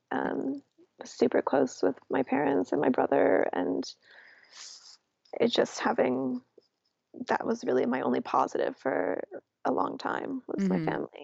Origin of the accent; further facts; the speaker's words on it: New York City, New York, United States; moved away as an adult; also born or lived in London; growing up in New York City